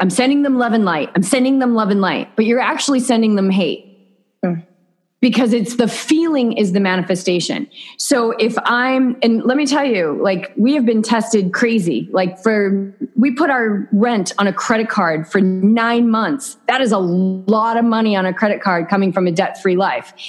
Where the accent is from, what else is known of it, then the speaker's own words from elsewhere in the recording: New England, United States; moved away as an adult; now in Southern California, United States; We are from New England